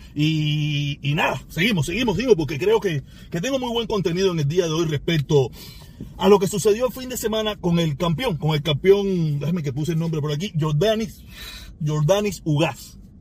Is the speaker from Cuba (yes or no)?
yes; Cuba; Yo soy cubano